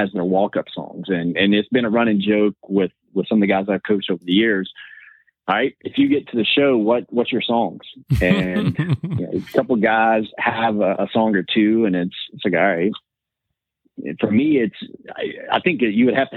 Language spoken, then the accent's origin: English; West Virginia, United States; I'm from West Virginia